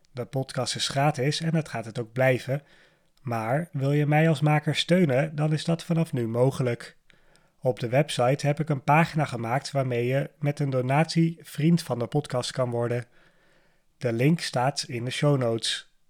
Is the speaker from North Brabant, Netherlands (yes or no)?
no; Amsterdam, North Holland, Netherlands; born there; ik ben op dit moment 31 jaar oud. Ik ben geboren in Amsterdam, in het stadsdeel Amsterdam Noord. Ik woon nu ook nog in Amsterdam samen met mijn vriendin.